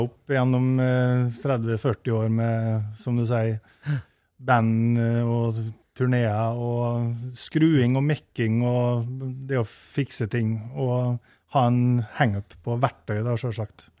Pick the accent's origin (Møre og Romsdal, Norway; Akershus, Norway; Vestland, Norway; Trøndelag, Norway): Møre og Romsdal, Norway; Eide; Vi har et ganske sånn, stort generasjonshus på Eide på Nordmøre, der jeg, der jeg kommer fra